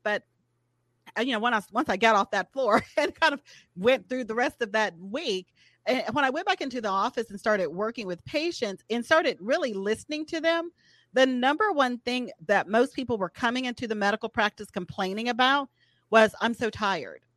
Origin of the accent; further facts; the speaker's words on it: Atlanta, Georgia, United States; moved away as an adult; now in Birmingham, United States; originally from Atlanta, Georgia